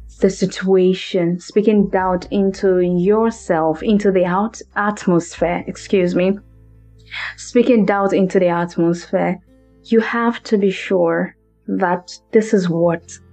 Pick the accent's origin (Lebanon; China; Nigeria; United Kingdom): Nigeria; English is a second language; now in Los Angeles, United States; I'm from Maryland, by the way, of Nigeria.